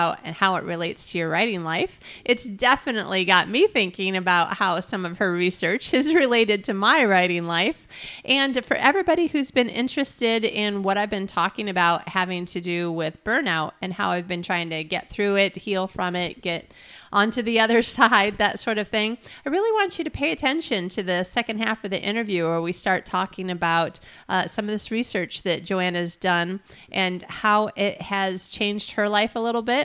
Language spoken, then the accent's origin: English; Midwest, United States; I'm a Midwesterner as well